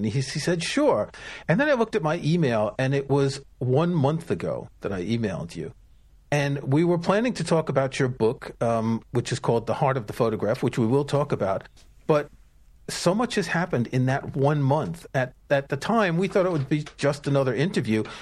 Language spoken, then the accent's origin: English; New York, United States; when I was growing up in New York, I knew a bunch of actors